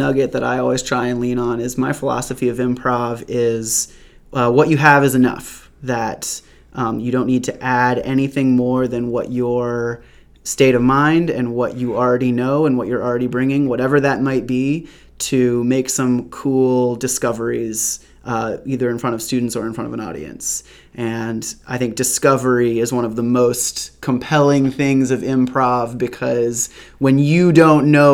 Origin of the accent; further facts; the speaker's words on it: Amherst, Massachusetts, United States; moved away as an adult; now in Chapel Hill, United States; I grew up in Western Massachusetts in a town called Amherst.